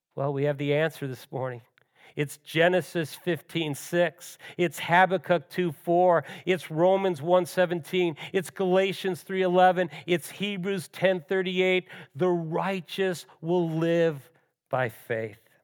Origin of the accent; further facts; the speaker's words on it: Western New York, United States; Both Ellen and I grew up in Western New York